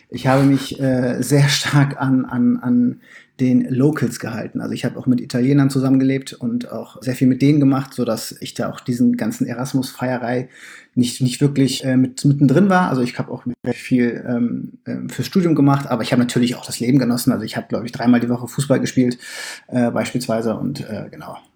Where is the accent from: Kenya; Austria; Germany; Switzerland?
Germany; Bremen; also ich bin ja äh, in Bremen geboren und aufgewachsen und da kommt man nicht drum herum, Werder Bremen-Fan zu werden.